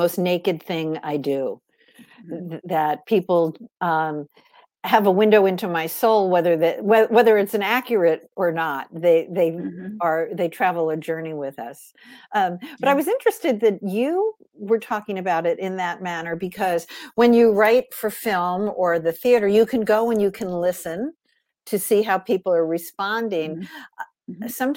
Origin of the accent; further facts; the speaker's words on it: Long Island, New York, United States; I grew up on Long Island